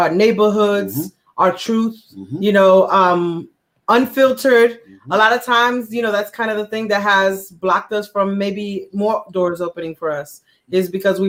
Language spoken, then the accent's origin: English; New York City, New York, United States; now in Oregon, United States; I am originally from the Lower East Side from Jacob Riis Projects.